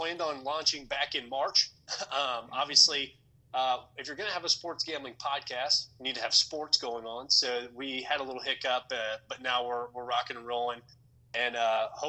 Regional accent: Cape Girardeau, Missouri, United States; moved away as an adult; now in Florida, United States

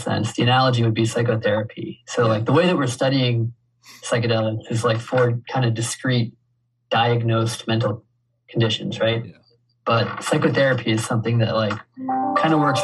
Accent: Waycross, Georgia, United States; I grew up in Waycross

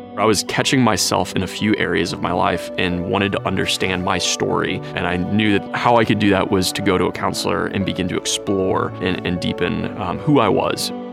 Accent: St. Louis, Missouri, United States; I'm from St. Louis

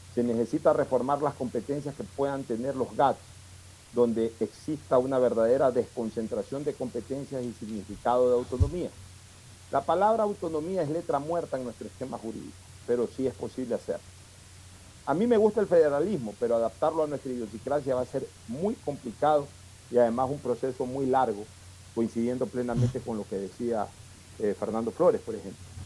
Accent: Ecuador; Nosotros también somos ecuatorianos

